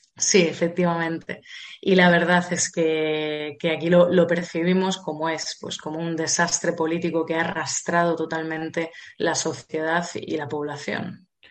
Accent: Spain; nosotros en España, que somos la puerta de África

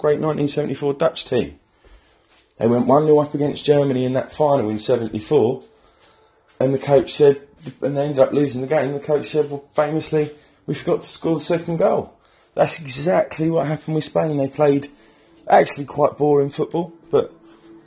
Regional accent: England, United Kingdom; I'm proud to be English

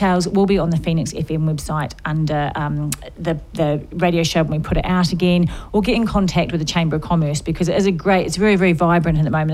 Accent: New Zealand; I'm from New Zealand

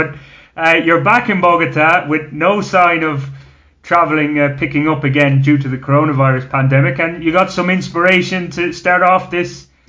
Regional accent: Ireland; now in Colombia; as an Irishman

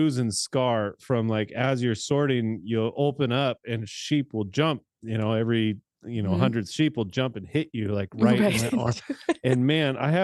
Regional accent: California, United States; I'm a Californian

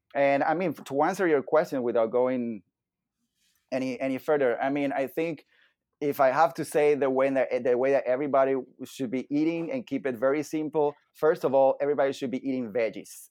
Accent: Venezuela; moved away as an adult; now in Miami, United States; I was born and raised in Venezuela

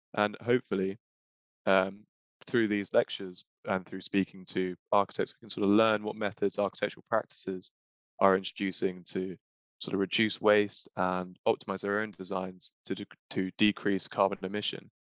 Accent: London, United Kingdom; I'm also a third year student from London

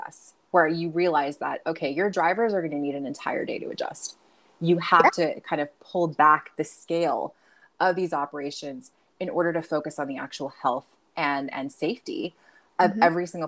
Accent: United States; also born or lived in Nevada; growing up in America

